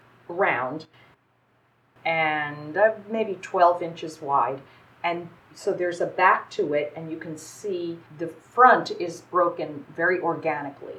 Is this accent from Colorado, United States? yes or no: no; New York, United States; now in Florida, United States; I grew up in New York